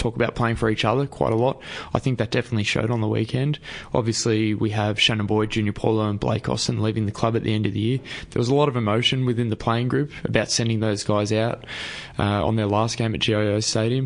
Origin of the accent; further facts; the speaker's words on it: Australia; a kid who grew up in the country